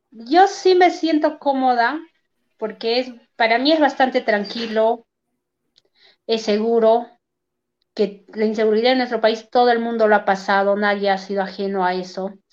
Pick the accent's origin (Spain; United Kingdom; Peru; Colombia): Peru; Huancayo, Junín; un baile tradicional de aquí de Huancayo que siempre festejamos en el mes de julio